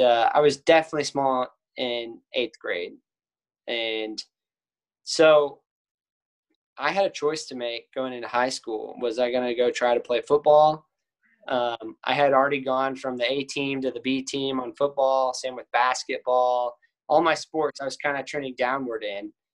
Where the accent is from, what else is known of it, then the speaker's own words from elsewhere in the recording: Cedar Park, Texas, United States; I'm from Cedar Park